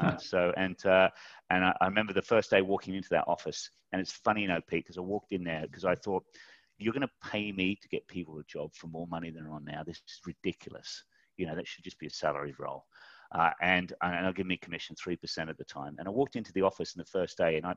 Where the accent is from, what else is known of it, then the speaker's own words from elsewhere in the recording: Mudgee, New South Wales, Australia; moved away as an adult; also born or lived in Tunbridge Wells; I left Mudgee, went to a place called Tunbridge Wells